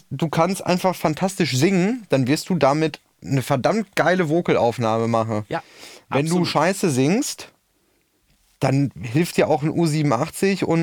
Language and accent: German; Münster, North Rhine-Westphalia, Germany; als Münsteraner krieg's gar nicht mit.